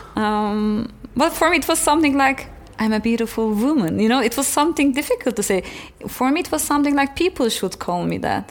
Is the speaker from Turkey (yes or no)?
yes; Turkey; moved away as an adult; also born or lived in Frankfurt, Germany / Amsterdam, Netherlands / Istanbul, Turkey; now in Berlin, Germany